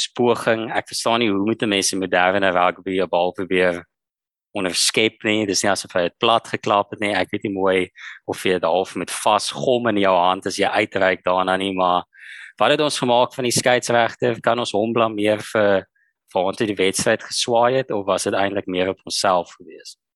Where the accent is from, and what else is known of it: South Africa